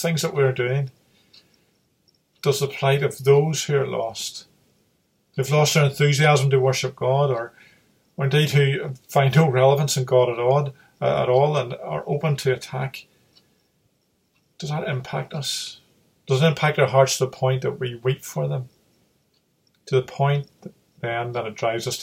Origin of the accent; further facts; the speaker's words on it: Derry, Northern Ireland, United Kingdom; moved away; I'm originally from Londonderry, and I still would sometimes read the local news articles from there. And my mother still lives there